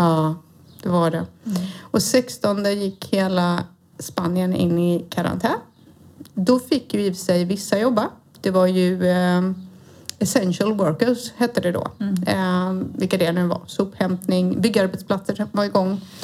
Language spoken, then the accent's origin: Swedish; Halmstad, Halland County, Sweden; moved away; så jag är alltså från Halmstad. Född och uppvuxen i denna vackra lilla kuststad.